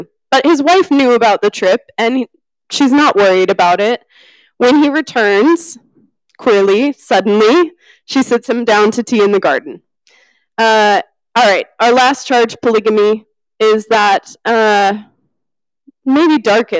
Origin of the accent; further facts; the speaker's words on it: California, United States; I'm from California